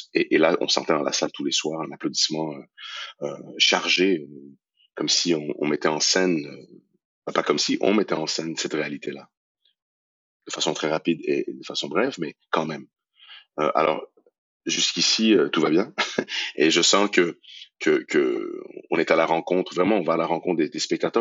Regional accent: Iran; moved away; also born or lived in Montreal, Canada; mon pays d'origine, l'Iran

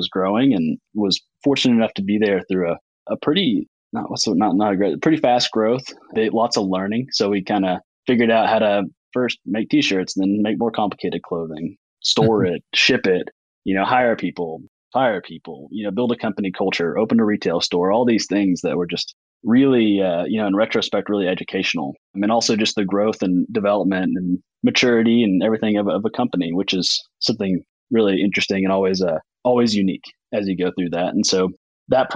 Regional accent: Fayetteville, Arkansas, United States; also born or lived in New Orleans, Louisiana / Fort Smith, Arkansas; I've been in Fayetteville and then a little brief stint in Fort Smith and grew up in these Ozark Mountains

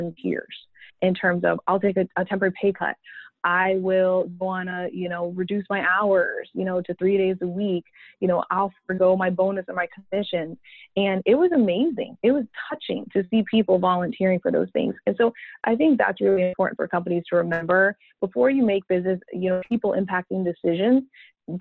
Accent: Massachusetts, United States; I'm from Massachusetts.

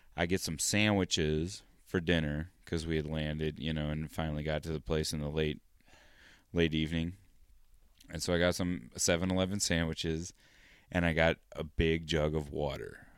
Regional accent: United States; Estados Unidos

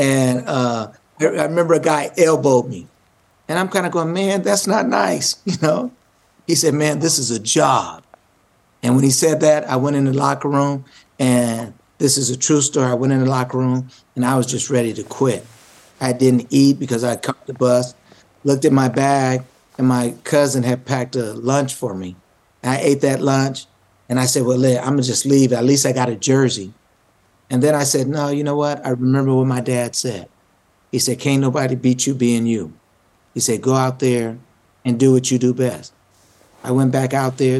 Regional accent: Omaha, Nebraska, United States; Grew up in Omaha, Nebraska

